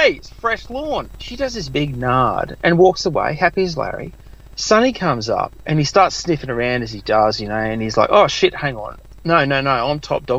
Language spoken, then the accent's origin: English; Australia; we're fucking Australian